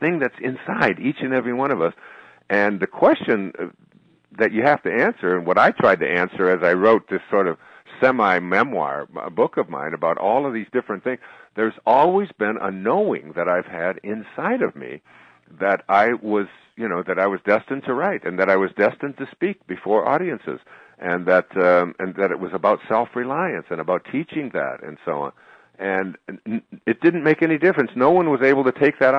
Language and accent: English; Detroit, Michigan, United States; I grew up in Detroit.